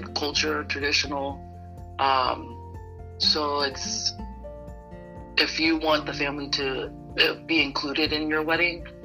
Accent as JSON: {"language": "English", "town": "Phoenix", "region": "Arizona", "country": "United States", "said": "I'm actually from Phoenix, Arizona, but my ethnicity is Polynesian from the island of Tonga."}